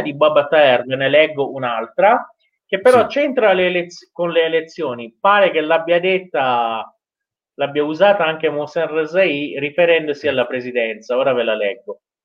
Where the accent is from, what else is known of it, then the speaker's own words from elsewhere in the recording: Iran; da iraniano